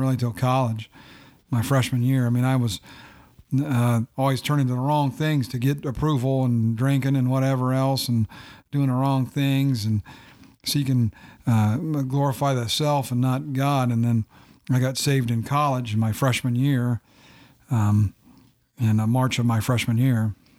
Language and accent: English; Findlay, Ohio, United States; also born or lived in St. Louis, Missouri / Bluffton; moved to Findlay and grew up in Findlay.